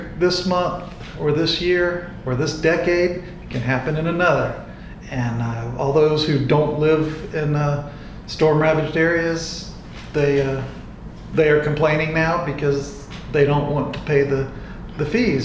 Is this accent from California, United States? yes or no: no; Augusta, Georgia, United States; I have lived in Augusta my entire life. I was born at Fort Gordon, right before Eisenhower was built.